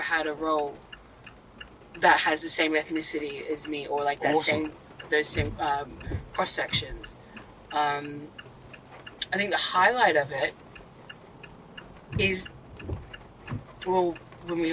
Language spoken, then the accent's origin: English; Perth, Western Australia, Australia; I grew up predominantly in Perth